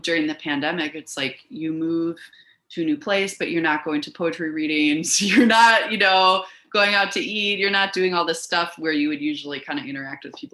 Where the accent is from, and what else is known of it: Milwaukee, Wisconsin, United States; born or raised there; moved away as an adult; also born or lived in Miami, Florida / Fort Wayne, Indiana; now in Macomb, United States